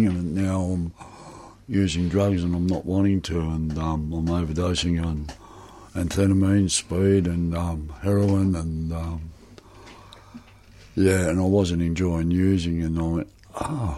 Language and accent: English; Footscray, Victoria, Australia; I was born in Footscray